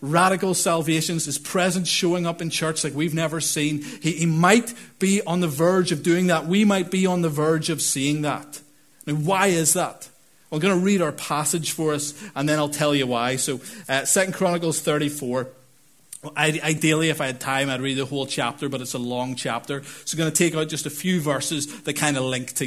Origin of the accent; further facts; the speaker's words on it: Northern Ireland, United Kingdom; I'm from Northern Ireland too.